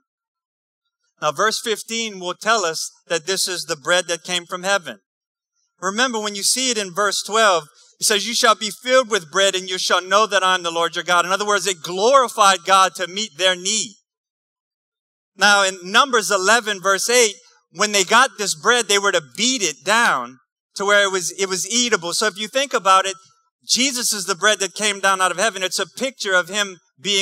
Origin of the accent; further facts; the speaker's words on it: New Iberia, Louisiana, United States; I'm from New Iberia, too